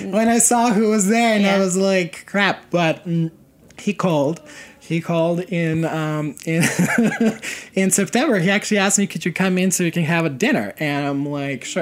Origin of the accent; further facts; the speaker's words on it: Serbia; moved away as an adult; now in United States; I come from Serbia and I grew up during the very uh, turbulent